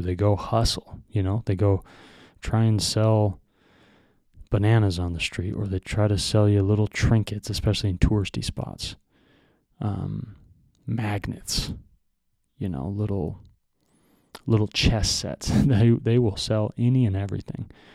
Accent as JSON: {"language": "English", "country": "United States", "said": "we are white Americans"}